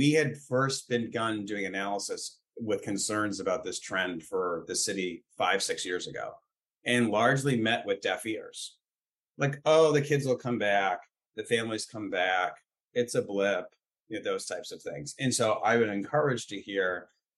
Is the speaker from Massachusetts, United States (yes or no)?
yes; Boston, Massachusetts, United States; So I grew up in Dorchester. My parents are still there